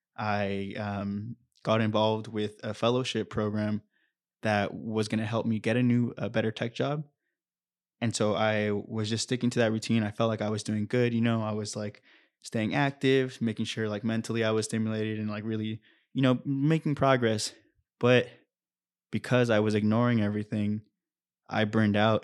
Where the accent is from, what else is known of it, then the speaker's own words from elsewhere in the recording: Anaheim, California, United States; also born or lived in Santa Barbara; I was born and raised in Orange County, in Anaheim